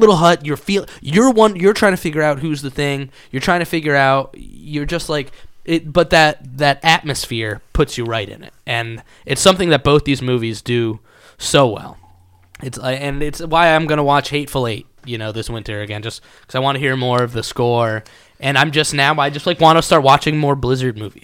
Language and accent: English; Connecticut, United States; I lived on a log cabin on top of a mountain, like, is where I grew up in Connecticut.